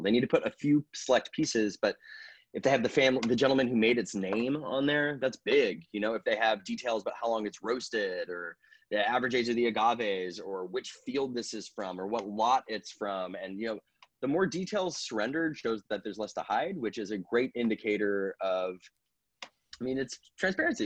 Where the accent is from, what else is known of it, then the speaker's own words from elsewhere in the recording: Napa, California, United States; moved away as an adult; also born or lived in Los Angeles; I grew up in Napa